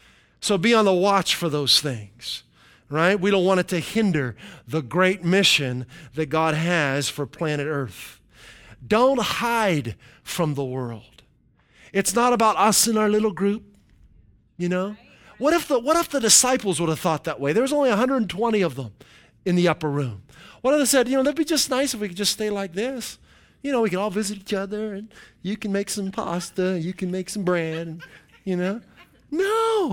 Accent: Midwest, United States; See, I came from the Midwest. And when you got in the vehicle, you planned on driving at least 45 minutes to get anywhere.

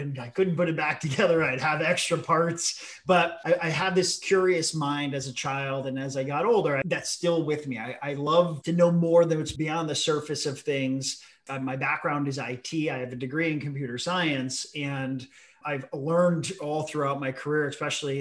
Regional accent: New Haven County, Connecticut, United States; We're from New Haven County

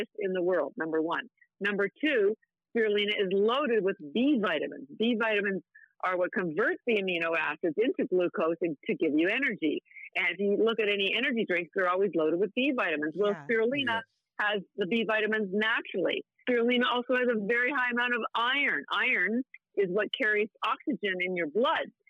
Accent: Canada; I'm Canadian

